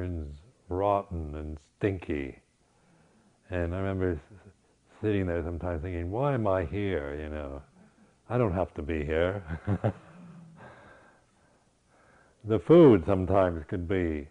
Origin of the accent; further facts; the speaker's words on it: United States; moved away as an adult; also born or lived in Berkeley; being an American